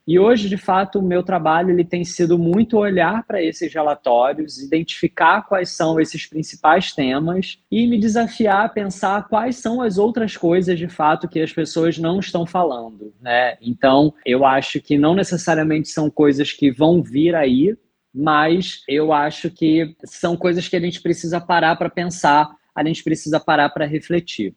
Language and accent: Portuguese; Rio de Janeiro, Brazil; eu sou carioca